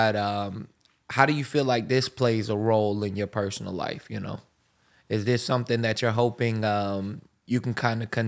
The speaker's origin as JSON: {"language": "English", "town": "Pensacola", "region": "Florida", "country": "United States", "said": "I'm from Pensacola, and you don't hear as strong a southern"}